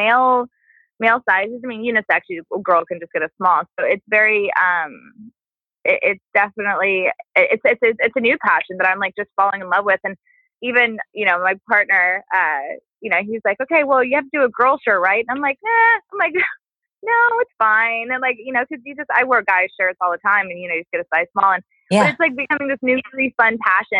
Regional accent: Las Vegas, Nevada, United States; moved away; I grew up in Vegas, and I grew up in not a really good area

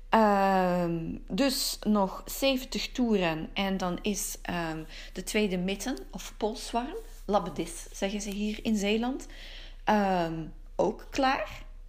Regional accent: Antwerp, Flanders, Belgium; Park den Brand in Wilrijk bij Antwerpen. Waarom? Het is mijn geboortegrond. Eh, Park de Brand is het park van mijn jeugd.

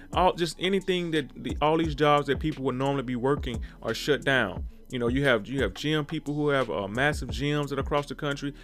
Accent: Mississippi, United States; I come from Mississippi, born and raised.

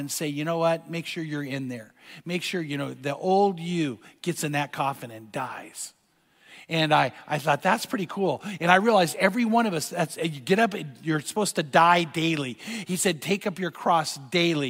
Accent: Corona, California, United States; Corona's my hometown.

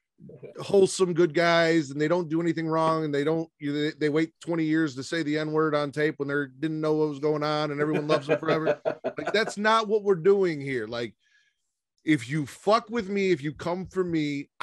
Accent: Chicago, Illinois, United States; my hometown, Chicago

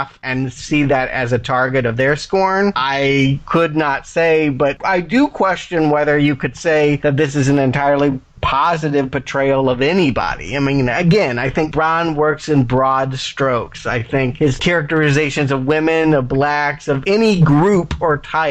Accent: the South, United States; I do come from the South. I was born in the South

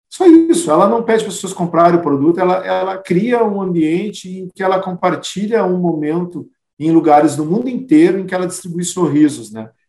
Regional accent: Rio Grande do Sul, Brazil; e aí, até pela forma como nós gaúchos somos, né, que as coisas daqui são melhores que as coisas de lá.

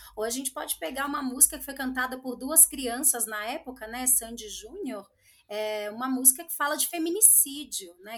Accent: Espírito Santo, Brazil; now in São Paulo, Brazil; sou capixaba

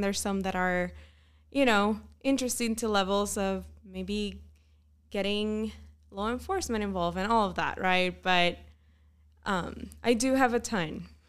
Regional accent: Puerto Rico; moved away as an adult; also born or lived in Pennsylvania; now in Utah, United States; am originally from Puerto Rico.

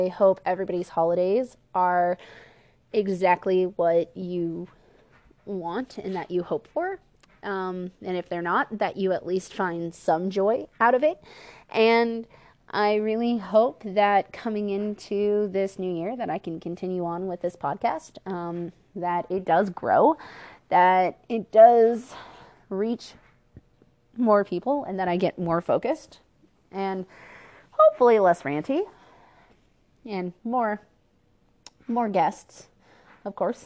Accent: Port Orchard, Washington, United States; moved away; I'm originally from Port Orchard, Kitsap County, Washington. So, born and raised, South Kitsap alumni

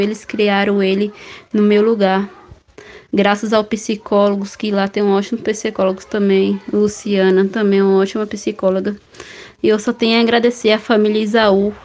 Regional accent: Belo Campo, Bahia, Brazil; sou de Belo Campo.

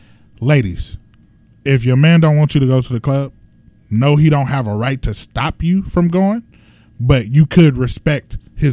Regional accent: Los Angeles, California, United States; I'm from Los Angeles.

